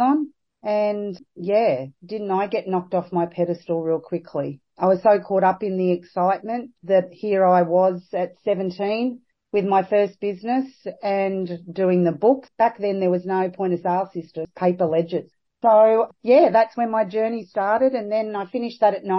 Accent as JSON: {"language": "English", "town": "Sydney", "region": "New South Wales", "country": "Australia", "moved": "as an adult", "lives_now": "Bundaberg, Australia", "said": "I'm originally from Sydney, so I worked in a salon at Ramsgate"}